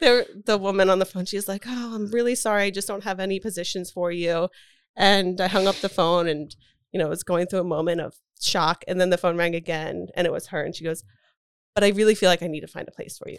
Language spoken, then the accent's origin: English; Doylestown, Pennsylvania, United States; moved away; I grew up in Doylestown.